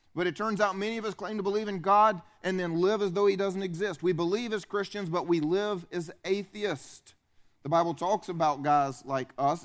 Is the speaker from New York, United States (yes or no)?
no; upstate South Carolina, United States; I grew up here. I grew up in South Carolina